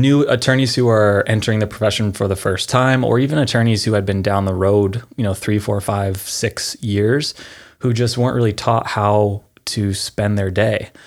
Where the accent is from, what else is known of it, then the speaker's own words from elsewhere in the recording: Pennsylvania, United States; moved away as an adult; now in California, United States; I'm from Pennsylvania originally, moved out here in two thousand seven